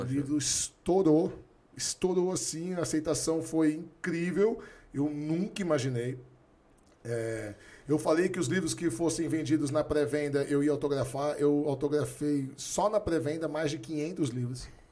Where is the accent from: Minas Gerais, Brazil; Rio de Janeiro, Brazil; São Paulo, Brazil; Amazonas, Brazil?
São Paulo, Brazil; also born or lived in Santos; A gente foi criado até 10, 12 anos no Bexiga, fomos embora para Santos